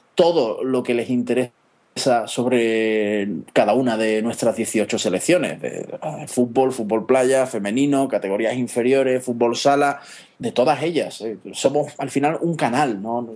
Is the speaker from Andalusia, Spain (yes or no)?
yes; Seville, Andalusia, Spain; los dos somos de Sevilla